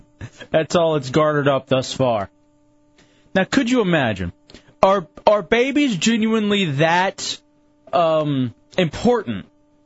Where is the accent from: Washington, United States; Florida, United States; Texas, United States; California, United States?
Texas, United States; Lubbock; moved away; I was born in Lubbock, Texas, in the desert. There's no water out there.